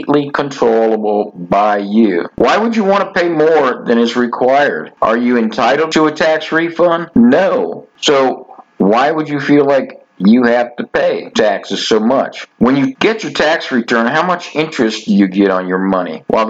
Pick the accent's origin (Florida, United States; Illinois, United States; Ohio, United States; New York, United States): Florida, United States; growing up in Florida